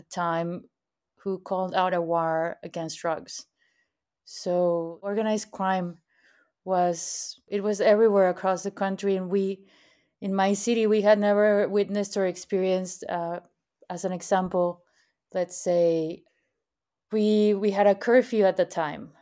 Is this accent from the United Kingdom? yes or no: no; Monterrey, Nuevo León, Mexico; also born or lived in San Pedro Garza García / Mexico City; I am from Monterrey, Mexico. I was born and raised here